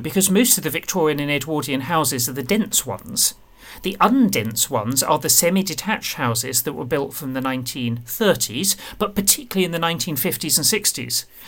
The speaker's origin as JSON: {"language": "English", "town": "Medway", "region": "South East England", "country": "United Kingdom", "tie": "born or raised there", "said": "I grew up in Medway"}